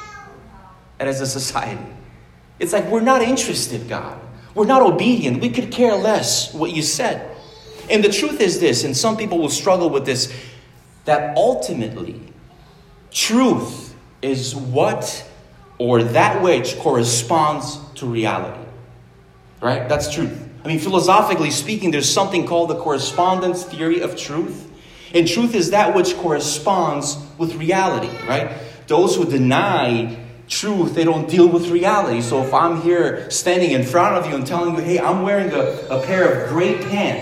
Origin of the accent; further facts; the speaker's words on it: Romania; moved away; also born or lived in United States / Canada; I was born in Romania. If anything, I'm a Romanian, American, Canadian, whatever